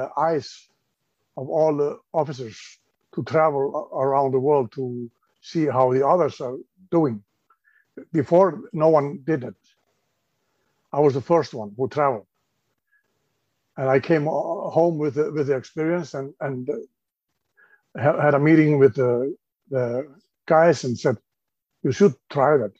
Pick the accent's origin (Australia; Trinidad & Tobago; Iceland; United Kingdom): Iceland; also born or lived in Los Angeles; I'm from Iceland.